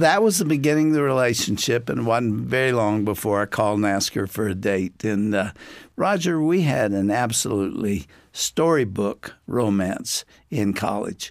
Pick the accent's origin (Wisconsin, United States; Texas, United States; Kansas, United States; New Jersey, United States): Texas, United States; East; I grew up in East Texas